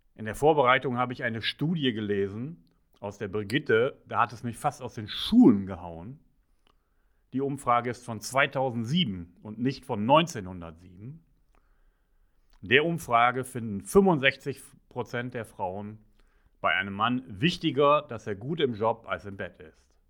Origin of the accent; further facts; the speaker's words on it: Ruhr area, North Rhine-Westphalia, Germany; Ich bin im Pott aufgewachsen